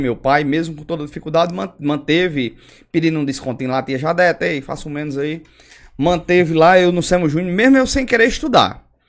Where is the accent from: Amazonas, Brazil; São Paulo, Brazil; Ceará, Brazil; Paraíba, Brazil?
Paraíba, Brazil; São Bento; also born or lived in Patos, Paraíba / Caicó, Rio Grande do Norte / Cajazeiras, Paraíba; eu vim morar em São Bento quando eu tinha oito anos. Eu não sou cidadão são bentense, nasci em Patos